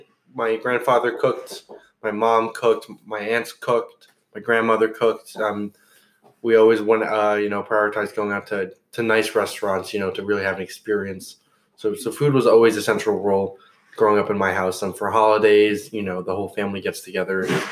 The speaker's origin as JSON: {"language": "English", "town": "Marstown", "region": "New Jersey", "country": "United States", "said": "Marstown, New Jersey."}